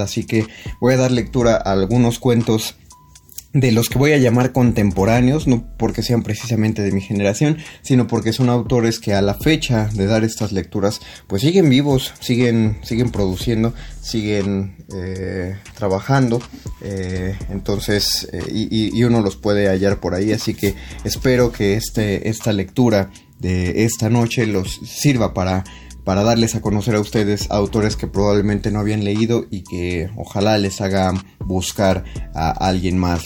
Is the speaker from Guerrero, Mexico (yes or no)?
no; State of Mexico, Mexico; now in Mexico City, Mexico; yo no nací aquí, yo soy del Estado de México